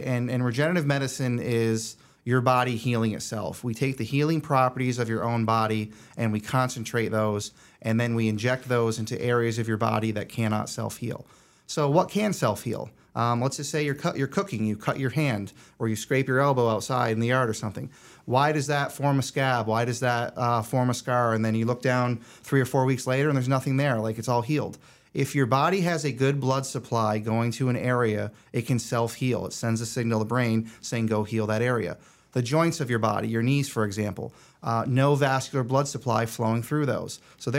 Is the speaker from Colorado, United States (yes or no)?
no; Rutland, Vermont, United States; also born or lived in Albany, New York; So I grew up in Rutland, Vermont, a little small town in Vermont, kind of near Killington, if anybody knows skiing at all.